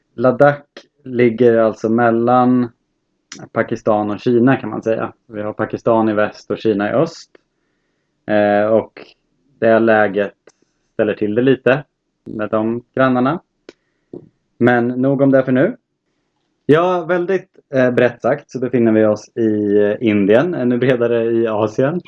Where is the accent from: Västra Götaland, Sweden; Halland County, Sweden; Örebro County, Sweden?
Örebro County, Sweden; Örebro; kommer från Örebro i eh, fina Närke